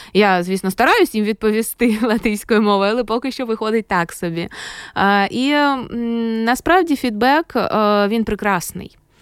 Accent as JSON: {"language": "Ukrainian", "town": "Kharkiv", "region": "Kharkiv Oblast", "country": "Ukraine", "moved": "as an adult", "lives_now": "Riga, Latvia", "said": "я з України"}